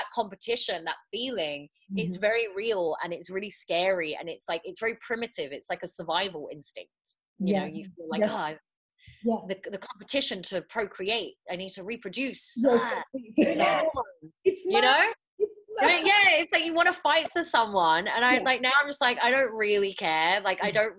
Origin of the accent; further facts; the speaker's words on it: England, United Kingdom; also born or lived in Morocco (ancestry); in England, you know, I know that my identity isn't British. Like, I'm British by birth, but not British by ethnicity